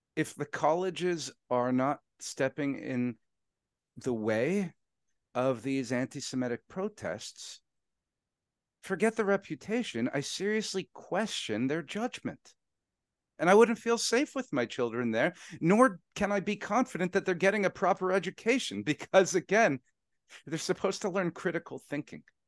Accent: Canada; I'm Canadian

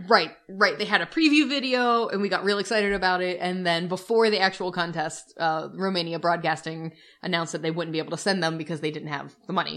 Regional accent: United States; We're the American couple

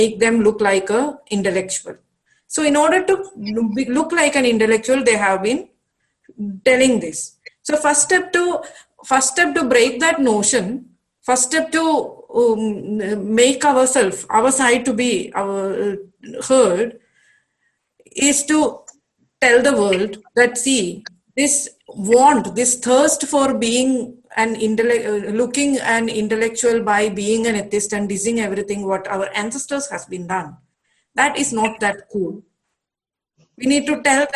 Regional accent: Malabar, Kerala, India; I'm from Malabar

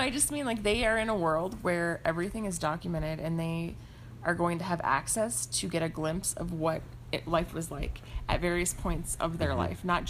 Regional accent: Portland, Oregon, United States; now in New Mexico, United States; growing up in Portland

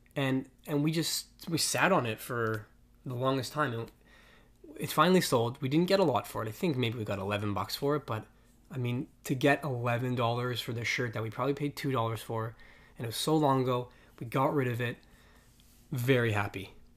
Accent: Toronto, Ontario, Canada; we're from Toronto. in case, we didn't, we didn't mention that. We live in Toronto

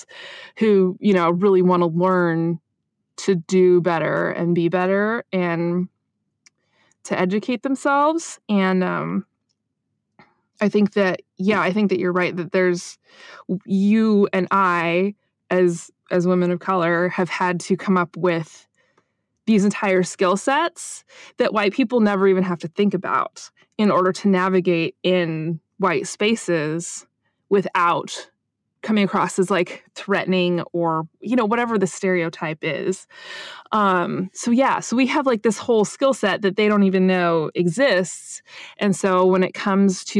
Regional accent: United States; speaking as an American

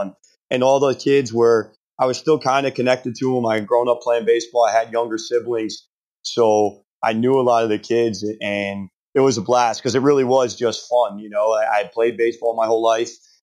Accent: Plainsboro, New Jersey, United States; moved away as an adult; now in York, United States; that's where I was from. You know, I grew up 20 minutes from the school in Plainsboro

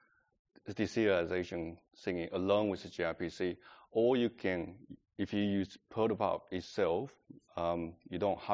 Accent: China; English is a second language; moved away as an adult; now in Adelaide, Australia; I'm coming from China, that's 15 years ago

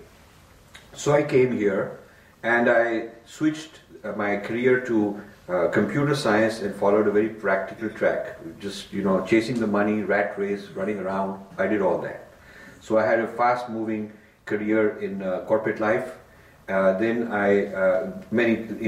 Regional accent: Delhi, India; I was raised in Delhi

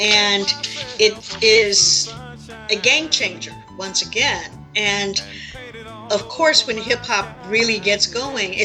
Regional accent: Chicago, Illinois, United States; I'm not from a country, I'm from Chicago.

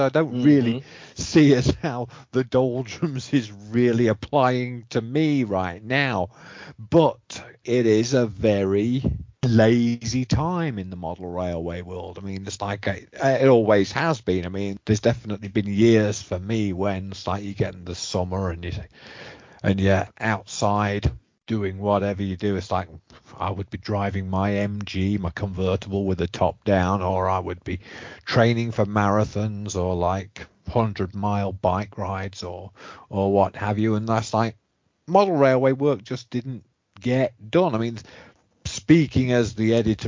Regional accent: England, United Kingdom; moved away; I was growing up in England

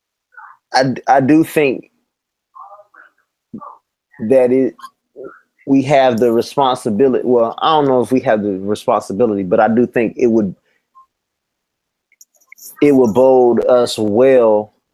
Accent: United States; I was born in the United States

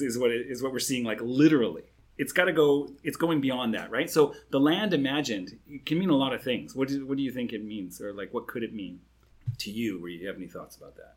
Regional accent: Canada; now in Singapore; I'm a Canadian

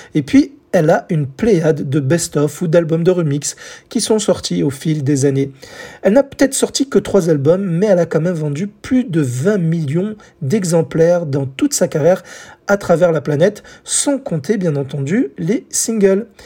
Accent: France; chez nous en France

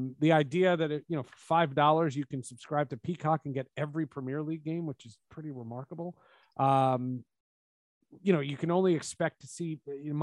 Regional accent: New York, United States; I grew up in New York

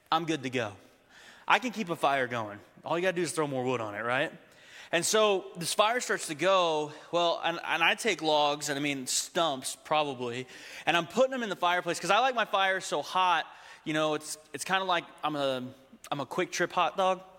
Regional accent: Texas, United States; Remember, I grew up in Texas, okay?

